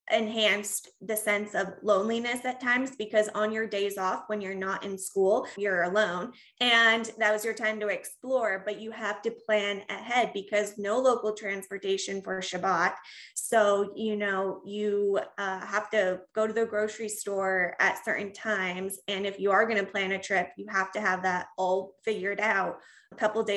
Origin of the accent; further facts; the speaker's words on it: Reno, Nevada, United States; I was born and raised in Reno, went to college in Nevada.